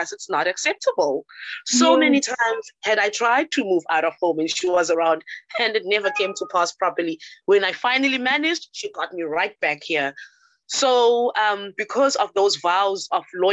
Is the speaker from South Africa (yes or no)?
yes; Cape Town, Western Cape, South Africa; also born or lived in Johannesburg; I tried to move away from home to go live in Johannesburg, because we're from Cape Town